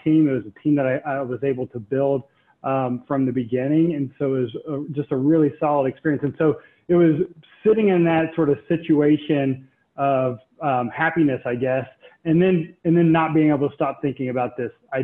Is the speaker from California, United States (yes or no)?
no; Charlotte, North Carolina, United States; I grew up here in Charlotte